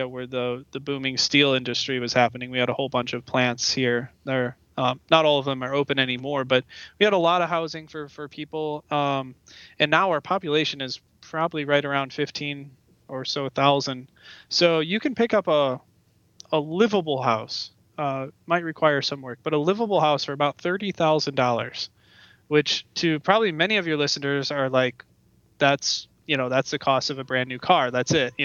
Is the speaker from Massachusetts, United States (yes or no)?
no; Luna Pier, Michigan, United States; moved away as an adult; also born or lived in Fort Wayne, Indiana / Sacramento, California; now in Sharon, United States; I spent most of my life, actually like 20 years of my life, growing up in Lunapeer, Michigan, which is right on the Ohio-Michigan line north of Toledo, Ohio